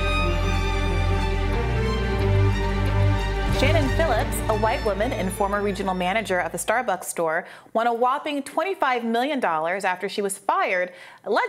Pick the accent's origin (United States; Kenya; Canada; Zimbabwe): Kenya; moved away; I grew up in Kenya